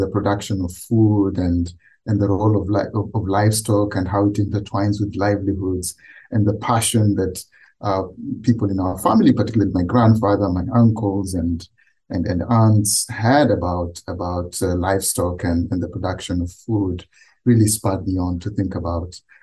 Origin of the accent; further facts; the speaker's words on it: Kenya; I grew up in Kenya